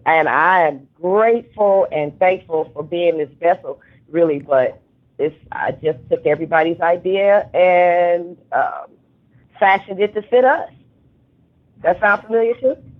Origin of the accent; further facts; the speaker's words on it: Cleveland, Ohio, United States; I'm um, born and raised in Cleveland